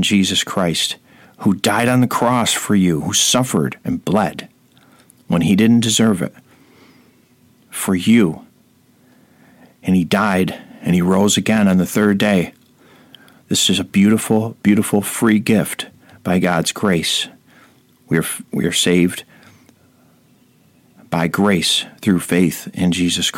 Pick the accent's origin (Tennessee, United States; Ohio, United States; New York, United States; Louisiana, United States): New York, United States; Rome; my hometown of Rome, New